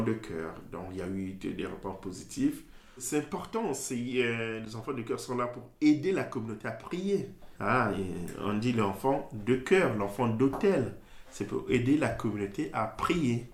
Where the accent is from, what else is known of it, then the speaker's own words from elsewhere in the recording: Brazzaville, Republic of the Congo; moved away as an adult; now in Pouilly, France; Je suis né à Brazzaville même